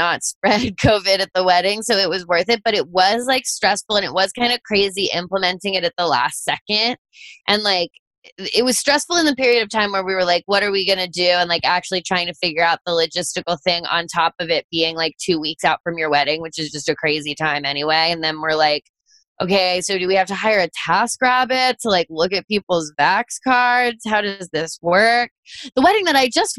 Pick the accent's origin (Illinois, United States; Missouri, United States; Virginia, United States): Virginia, United States; Fairfax County; moved away; I grew up in Virginia too